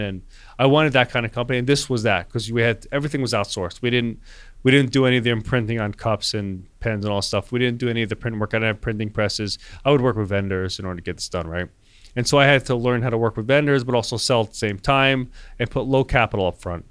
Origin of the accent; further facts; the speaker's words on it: Wayne, New Jersey, United States; I grew up in Wayne, New Jersey